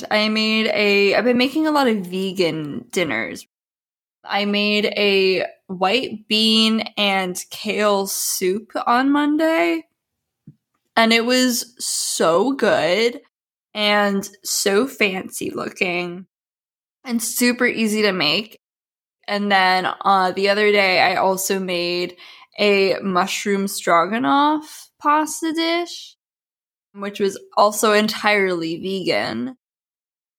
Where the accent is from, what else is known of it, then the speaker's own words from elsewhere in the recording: United States; as an American